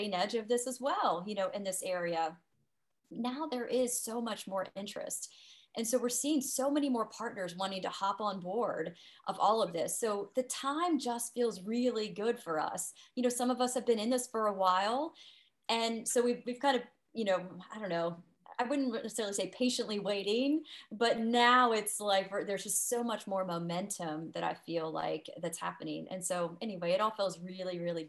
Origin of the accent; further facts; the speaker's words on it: Bridgeport, West Virginia, United States; also born or lived in Charleston, West Virginia; I grew up here in Bridgeport, and, you know, went to school at WVU, as you mentioned. And then my husband and I moved to Charleston, and we spent about 18 years down there in Charleston